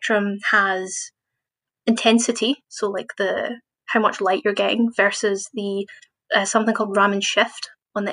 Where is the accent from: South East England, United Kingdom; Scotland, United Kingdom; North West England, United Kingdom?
Scotland, United Kingdom; Glasgow; moved away as an adult; now in Edinburgh, United Kingdom; So I was born in Glasgow, and I did my undergraduate master's at Glasgow Uni in physics.